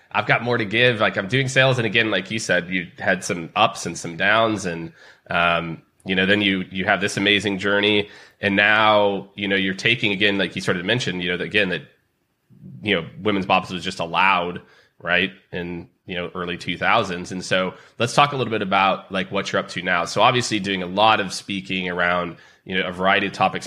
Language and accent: English; Kansas City, United States; I'm from Kansas City